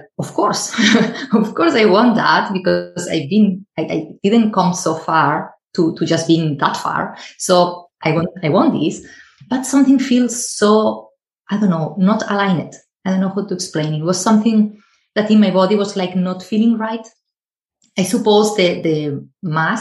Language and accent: English; Spain; moved away; I am originally from Spain, so I started there.